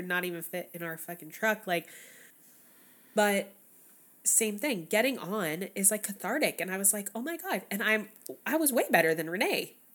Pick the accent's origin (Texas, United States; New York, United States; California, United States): Texas, United States; moved away; I grew up in Texas